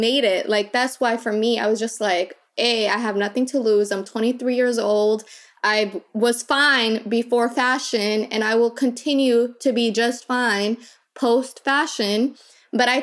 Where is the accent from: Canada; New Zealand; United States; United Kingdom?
United States; Minnesota; also born or lived in Kakuma refugee camp, Kenya; I came from Minnesota